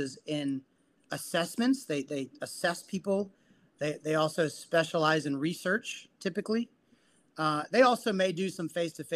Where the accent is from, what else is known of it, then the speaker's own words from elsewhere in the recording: San Juan, Puerto Rico; now in South Florida, United States; I'm Puerto Rican by birth. I was born in San Juan, Puerto Rico.